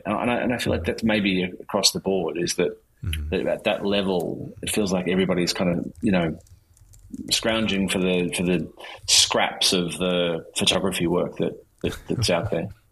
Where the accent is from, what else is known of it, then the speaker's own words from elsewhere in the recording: Melbourne, Victoria, Australia; I grew up in Melbourne, in Australia